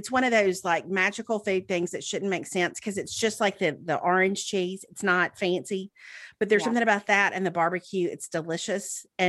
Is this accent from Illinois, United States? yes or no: no; Mississippi, United States; now in Birmingham, United States; I grew up in Mississippi. Melanie grew up in Texas, and then I've lived in Birmingham for 20 years.